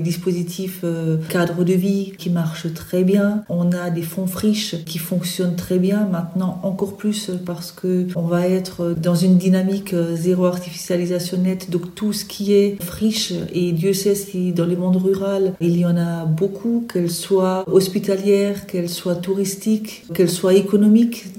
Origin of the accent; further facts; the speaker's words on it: Alsace, Grand Est, France; Alsacienne, bien sûr, parce que je vis sur le territoire alsacien